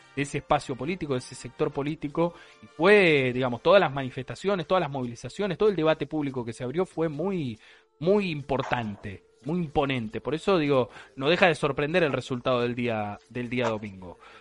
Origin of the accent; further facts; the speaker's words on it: Argentina; como argentinos